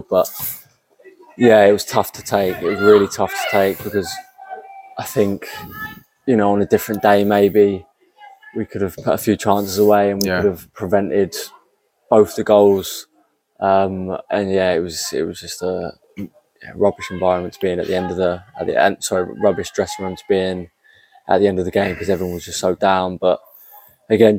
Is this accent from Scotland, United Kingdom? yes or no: no; East Sussex, South East England, United Kingdom; also born or lived in Tunbridge Wells / Crowborough; I'm from like East Sussex